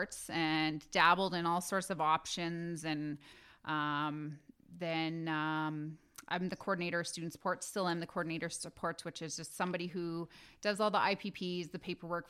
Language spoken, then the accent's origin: English; St. Paul, Minnesota, United States; Born and raised at the St. Therese Health Center. Yeah. Born there, raised the rest of my life.